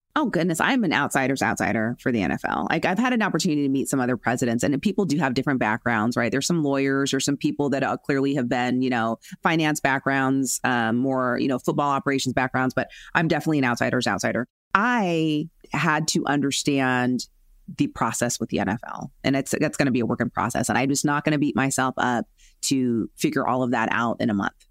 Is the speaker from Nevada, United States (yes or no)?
yes; Las Vegas, Nevada, United States; growing up in Las Vegas.